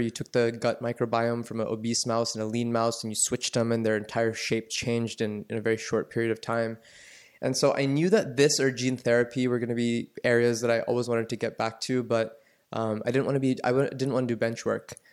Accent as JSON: {"language": "English", "town": "Atlanta", "region": "Georgia", "country": "United States", "tie": "born or raised there", "said": "I grew up in the suburbs of Atlanta"}